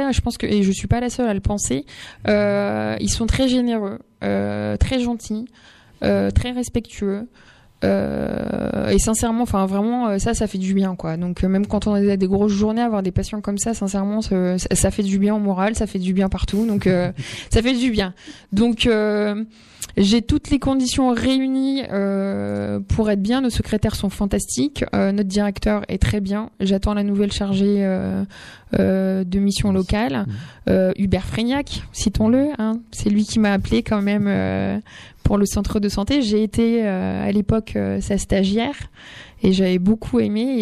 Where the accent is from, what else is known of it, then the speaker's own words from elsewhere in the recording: Amiens, Hauts-de-France, France; moi je viens d'Amiens et j'ai remplacé aux alentours Damien.